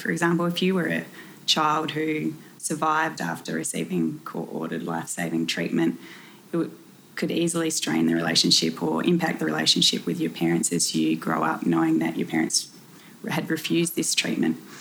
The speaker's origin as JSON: {"language": "English", "region": "South Australia", "country": "Australia", "moved": "yes", "said": "I'm originally from South Australia"}